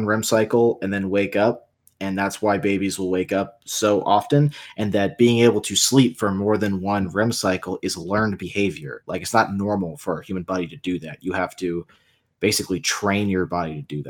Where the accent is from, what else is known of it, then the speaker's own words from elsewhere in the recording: San Diego, California, United States; I grew up in San Diego